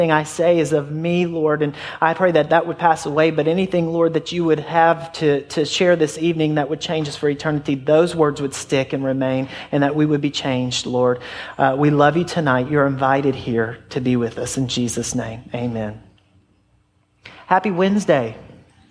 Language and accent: English; Middle Tennessee, United States; also born or lived in Flint, Michigan / California / Georgia / Murfreesboro, Tennessee; we've been in Middle Tennessee since I was in kindergarten